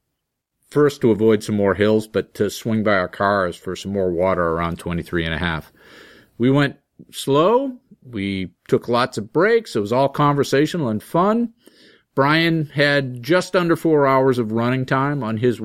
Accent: Groton, Massachusetts, United States; my hometown of Groton, Mass

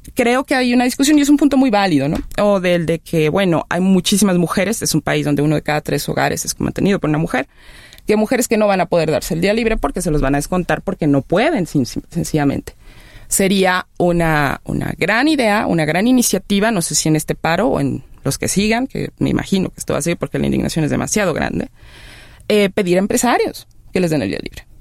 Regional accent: Mexico; somos mexicanos, mexicanas

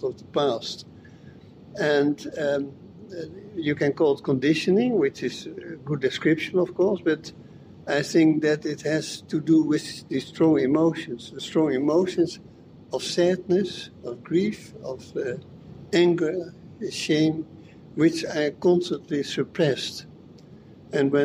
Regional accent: Amsterdam, North Holland, Netherlands; I'm from the Netherlands, from Amsterdam

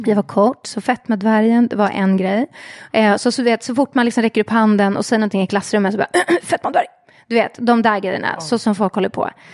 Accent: Stockholm, Stockholm County, Sweden; Jag är uppvuxen i eh, Hässelby, Vällingby i Västerort

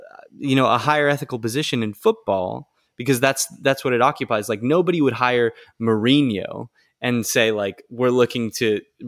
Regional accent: United States; I participated in it as much as anyone else does, being an American.

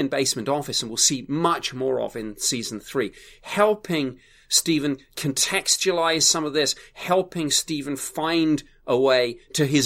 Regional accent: United Kingdom; I'm a Brit.

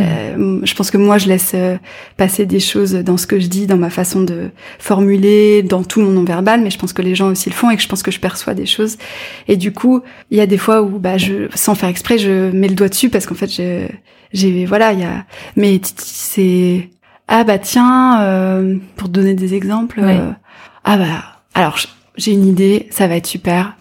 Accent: near Caen, Normandy, France; J'ai grandi, alors pas dans Caen même en fait, mais pas très loin, dans un petit village près de la mer

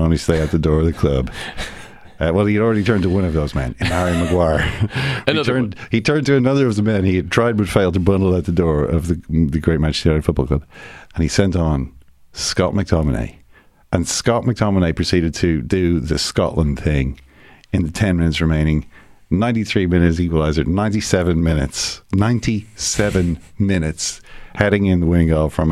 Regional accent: Ireland; as an Irishman, sitting here in Ireland

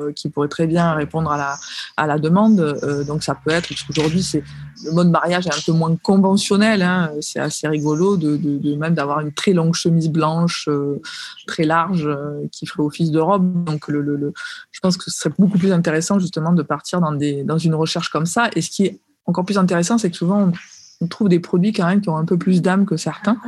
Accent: Marseille, Provence-Alpes-Côte d'Azur, France; je suis marseillaise

